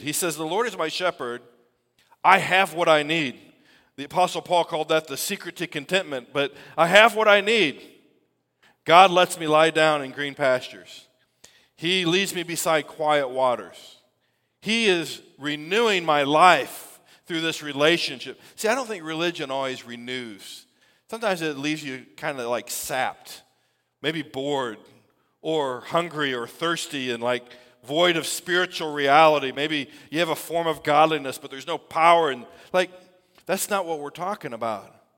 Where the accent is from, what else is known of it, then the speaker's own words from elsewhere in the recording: United States; we celebrate our freedom as an American people